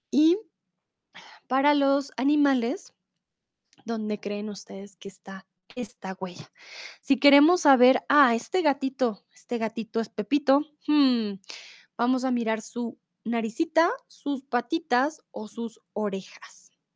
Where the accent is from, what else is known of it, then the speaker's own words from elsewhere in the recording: Bogotá, Colombia; soy de Colombia, de Bogotá